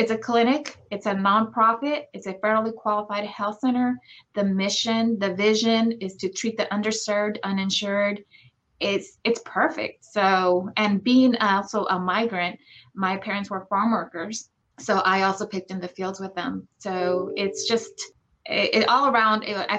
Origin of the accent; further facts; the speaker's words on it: Woodlake, California, United States; also born or lived in Los Angeles, California / Virginia; I'm originally from Woodlake, so it's nice to be back home.